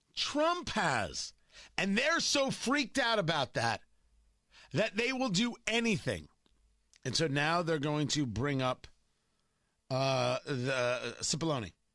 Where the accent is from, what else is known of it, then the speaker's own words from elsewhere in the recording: Middletown, New Jersey, United States; up the road from me growing up in Middletown, New Jersey, in Leonardo